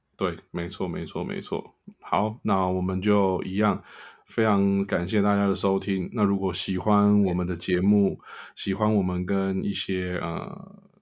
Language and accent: Chinese; Taiwan; 我也是台湾人